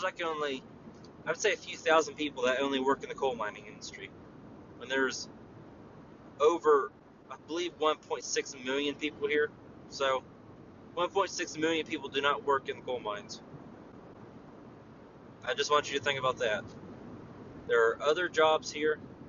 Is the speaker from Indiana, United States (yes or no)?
no; West Virginia, United States; my home state of West Virginia.